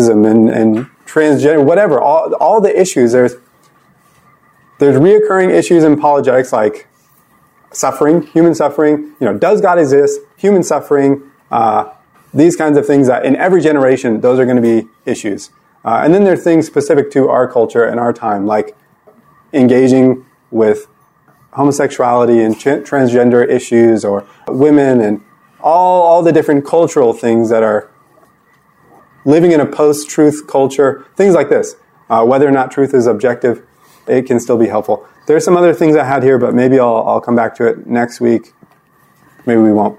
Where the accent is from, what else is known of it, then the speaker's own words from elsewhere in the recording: United States; I'm only a Christian because I was born in America